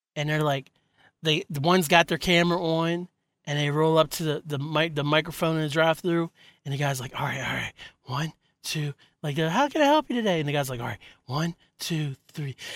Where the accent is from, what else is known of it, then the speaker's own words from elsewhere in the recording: West Virginia, United States; I was raised in Cape and Bridge, West Virginia